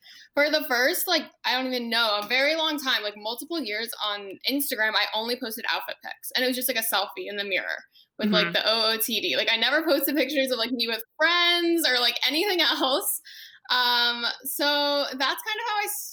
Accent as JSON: {"language": "English", "town": "Washington", "region": "District of Columbia", "country": "United States", "moved": "as an adult", "lives_now": "Los Angeles, United States", "said": "I'm originally from the Washington, D.C. area"}